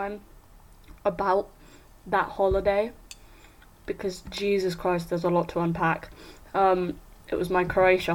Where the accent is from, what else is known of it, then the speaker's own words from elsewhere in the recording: Netherlands; I grew up in Holland.